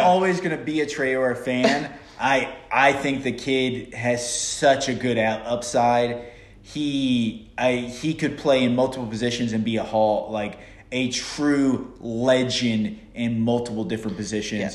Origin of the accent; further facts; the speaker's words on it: United States; us being Americans